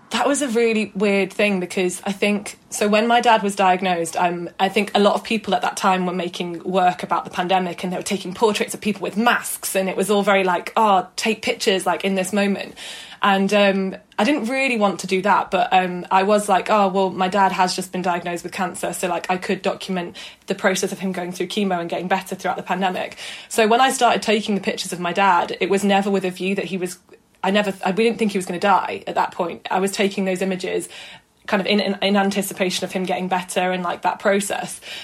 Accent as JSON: {"language": "English", "town": "Manchester", "region": "North West England", "country": "United Kingdom", "tie": "born or raised there", "also_born_or_lived": "Brighton", "moved": "as an adult", "lives_now": "London, United Kingdom", "said": "I am from South Manchester lived here, yeah, all my life, studied here, went to school here"}